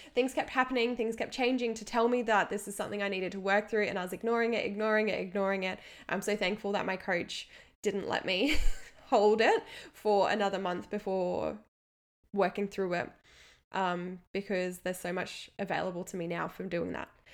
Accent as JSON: {"language": "English", "region": "England", "country": "United Kingdom", "tie": "born or raised there", "moved": "yes", "lives_now": "Australia", "said": "here in Australia, I grew up in England for half my life as well"}